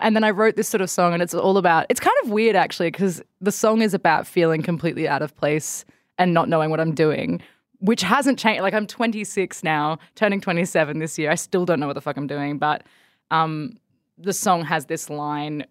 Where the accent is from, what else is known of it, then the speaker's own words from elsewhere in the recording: Bathurst, New South Wales, Australia; moved away as an adult; I grew up in Bathurst